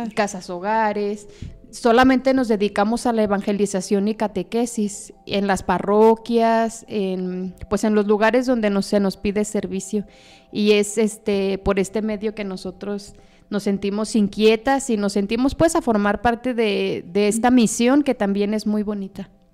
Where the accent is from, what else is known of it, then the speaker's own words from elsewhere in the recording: Zapopan, Jalisco, Mexico; yo soy originaria de Guadalajara, específicamente del municipio de Zapopan, Jalisco.